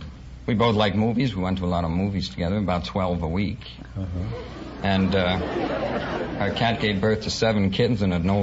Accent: Paterson, New Jersey, United States; Patterson, New Jersey.

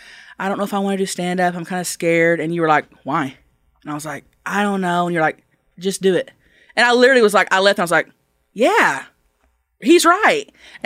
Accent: Thackerville, Oklahoma, United States; Thackerville, Oklahoma.

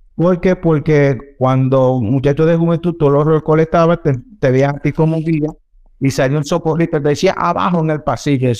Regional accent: Dominican Republic; como dominicanos, siempre andamos

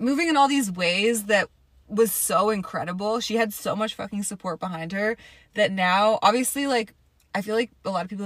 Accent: Toronto, Ontario, Canada; now in Atlanta, United States; I am originally from Toronto

